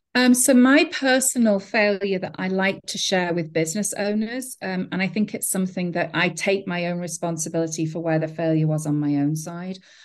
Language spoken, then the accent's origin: English; England, United Kingdom; now in United States; I'm from England